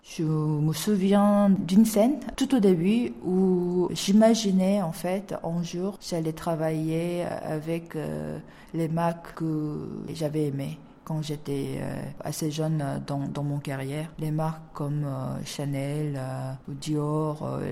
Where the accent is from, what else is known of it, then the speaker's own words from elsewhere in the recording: South Korea; French is a second language; j'ai appris le français euh, dans mon université en Corée